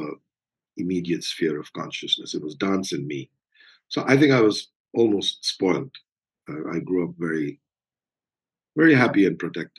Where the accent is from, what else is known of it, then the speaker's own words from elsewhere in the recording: India; So growing up in India is, I would imagine, very different from growing up anywhere else.